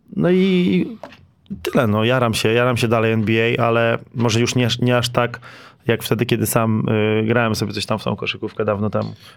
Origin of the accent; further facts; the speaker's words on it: Lower Silesian Voivodeship, Poland; jestem też z Dolnego Śląska